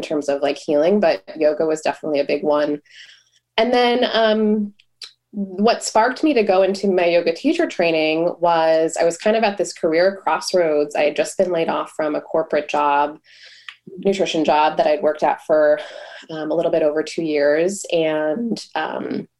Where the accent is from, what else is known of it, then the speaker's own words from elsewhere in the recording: Buffalo, New York, United States; moved away as an adult; now in Boston, United States; I grew up in Buffalo, New York, so I didn't have any friends or family here